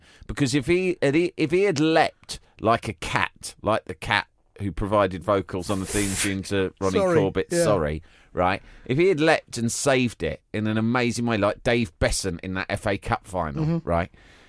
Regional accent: Ireland; Hey, I'm Irish too!

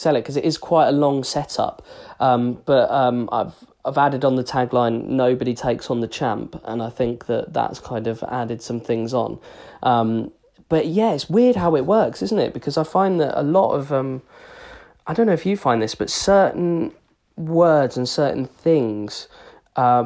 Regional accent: England, United Kingdom; as English people, we're not aggressive

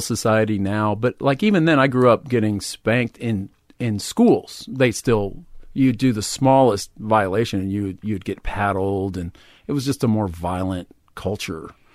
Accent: Huntsville, Texas, United States; moved away; also born or lived in Houston, Texas / Austin, Texas; kinda in the Houston area, but I lived in a small town in East Texas called Huntsville

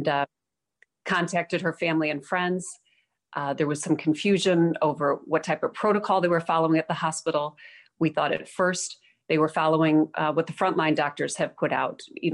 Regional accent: Chicago, Illinois, United States; now in South Carolina, United States; Chicago, my hometown, former hometown. I'm now in South Carolina

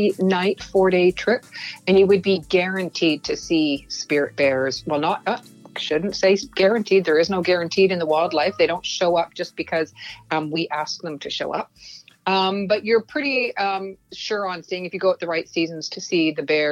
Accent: Vancouver Island, British Columbia, Canada; the West Coast, which is my hometown, Vancouver Island, and the province of British Columbia

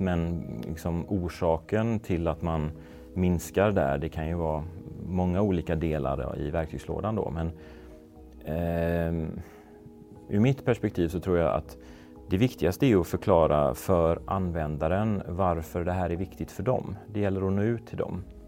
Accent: Gothenburg, Västra Götaland, Sweden; moved away as an adult; also born or lived in Skåne / Malmö / Stockholm; flytta tillbaks till Göteborg där jag kommer ifrån

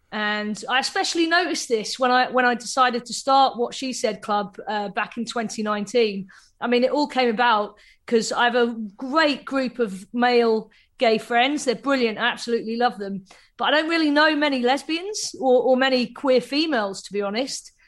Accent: Cambridge, East of England, United Kingdom; now in Manchester, United Kingdom; I grew up in Cambridge, so uh, it's a very small town.

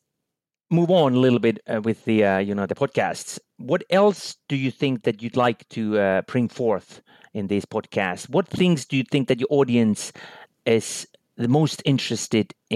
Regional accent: Finland; born or raised there

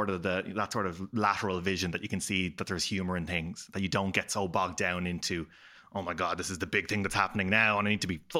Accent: Dublin, Leinster, Ireland; also born or lived in Belfast, Northern Ireland / Clare, Ireland; I was born in Belfast, um, sort of a mixed marriage up there, Catholic and Protestant. Uh, sort of thing there, and we moved to Clare at a young age, and then moved to Dublin, all that sort of stuff.

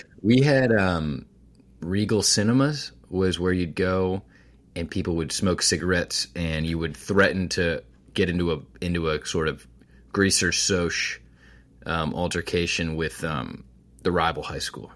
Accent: Bethesda, Maryland, United States; also born or lived in Washington, D.C.; I was born there and then I moved to Maryland when I was a wee boy, when I was seven years old

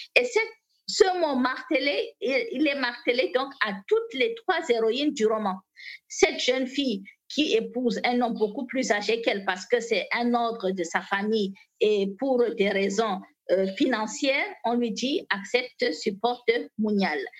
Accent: Maroua, Far North, Cameroon; French is a second language; je viens du Grand Nord Cameroun, plus précisément de la ville de Maroua

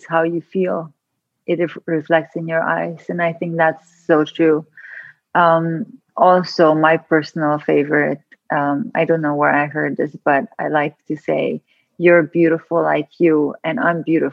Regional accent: Transylvania, Romania; moved away; where I grew up in Transylvania, Romania. And I actually grew up on a farm in a communist country

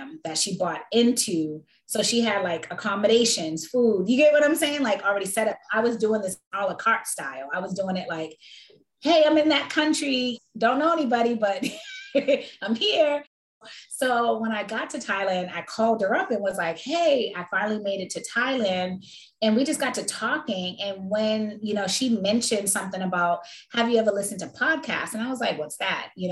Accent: Boston, Massachusetts, United States; moved away; also born or lived in Washington, D.C.; I am originally from Boston, Massachusetts, but I spent majority of my life raising like my children and stuff in Washington, D.C.

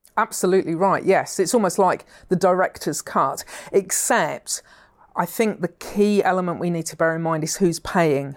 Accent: England, United Kingdom; as English people

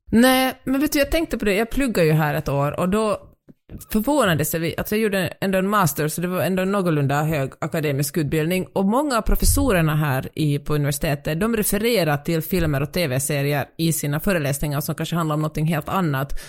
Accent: Finland; moved away; jag är finlandssvensk

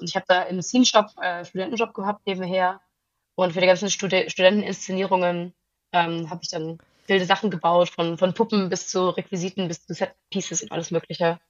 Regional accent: outside Zurich, Switzerland; also born or lived in Großburgwedel, Lower Saxony, Germany / Herliberg, Switzerland; now in Berlin, Germany; danach sind wir in die Schweiz gezogen. Ähm, also ich bin nicht auf dem Land außerhalb von Zürich aufgewachsen.

